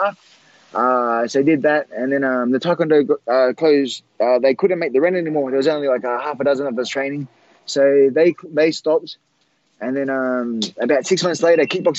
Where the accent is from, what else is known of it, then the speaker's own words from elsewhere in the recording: Australia; I'm from Australia